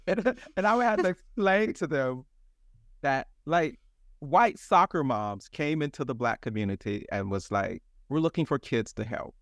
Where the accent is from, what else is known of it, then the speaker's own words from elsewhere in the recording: Atlanta, Georgia, United States; I grew up in Atlanta